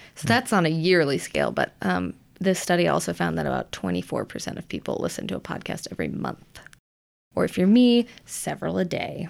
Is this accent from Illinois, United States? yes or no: yes; Illinois, United States; my home state